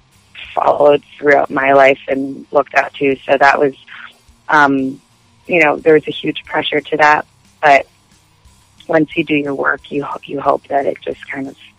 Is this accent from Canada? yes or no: yes; Montreal, Quebec, Canada; also born or lived in Los Angeles, United States; And I'm from Montreal, so French is my second language